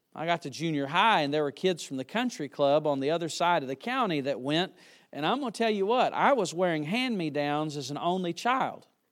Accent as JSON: {"language": "English", "town": "Yadkinville", "region": "North Carolina", "country": "United States", "tie": "born or raised there", "said": "I was born and raised near Yadkinville, North Carolina"}